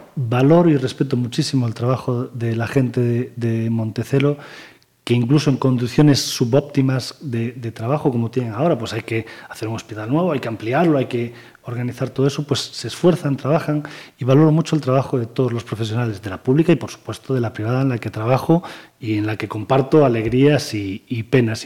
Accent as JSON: {"language": "Spanish", "town": "Pontevedra", "region": "Galicia", "country": "Spain", "tie": "born or raised there", "said": "Yo nací en Pontevedra, vivo en Pontevedra, trabajo en Pontevedra y disfruto de Pontevedra"}